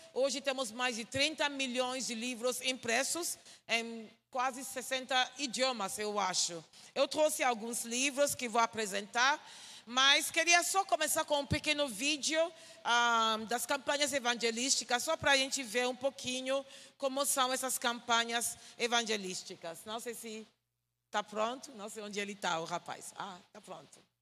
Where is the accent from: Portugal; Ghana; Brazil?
Ghana; Portuguese is a second language; sou de Gana. Gana é um pequeno país na parte oeste da África